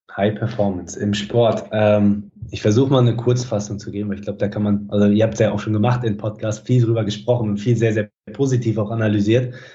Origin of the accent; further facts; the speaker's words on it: Schüttorf, Lower Saxony, Germany; moved away as an adult; also born or lived in United States / New Zealand / England / Netherlands; now in Mönchengladbach, Germany; ich komme aus, aus Schüttorf in, in Niedersachsen im Norden